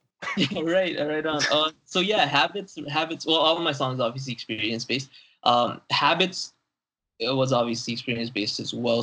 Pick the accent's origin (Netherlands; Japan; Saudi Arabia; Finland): Saudi Arabia; growing up in Saudi Arabia, I'm not fluent in Arabic